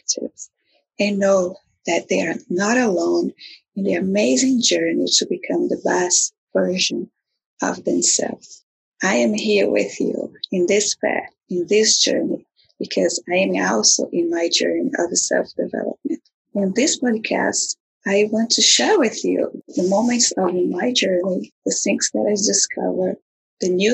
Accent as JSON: {"language": "English", "country": "Brazil", "moved": "yes", "lives_now": "United States", "said": "I am also from Brazil, a very amazing place that is have a forever place in my heart. And now I am an American citizen."}